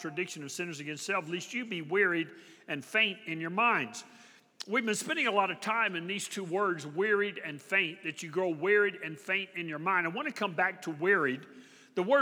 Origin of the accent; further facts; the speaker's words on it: Texas, United States; I'm from Texas